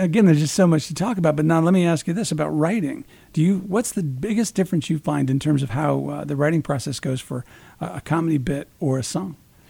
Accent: Peoria, Illinois, United States; moved away; I'm originally from Peoria, Illinois.

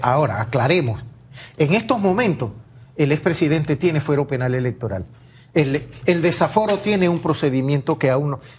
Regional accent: La Chorrera, Panamá Oeste, Panama; soy originario de Panamá Oeste, Chorrera, Panamá

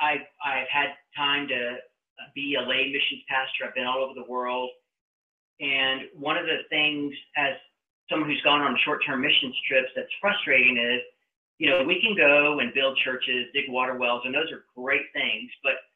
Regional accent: United States; And I think this is the most distressing thing for me as an American to see how the financial system is literally rigged against us.

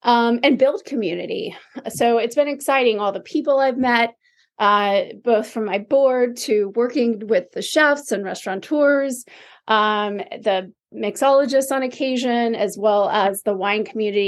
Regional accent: Charlotte, North Carolina, United States; moved away as an adult; we are in Charlotte. This is my hometown. And you know, I've settled here. I've been back here since 2009

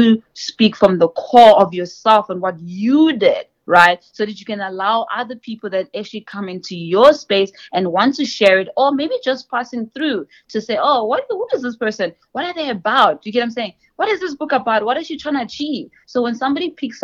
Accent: South Africa; moved away as an adult; also born or lived in Mozambique; now in United States; I'm from Mozambique originally, and I was born in South Africa because my parents came to South Africa

